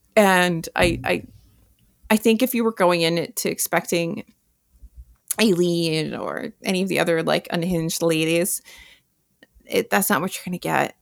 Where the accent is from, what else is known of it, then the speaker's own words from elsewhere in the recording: New York, United States; as a New Yorker who is of the age of a lot of these people